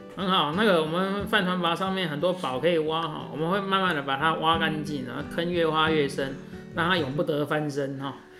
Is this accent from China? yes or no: no; Taiwan; 我们台湾人